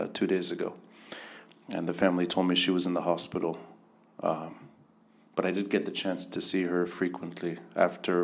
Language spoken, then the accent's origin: English; United States; now in Beirut, Lebanon; When I was younger, I was growing up in the States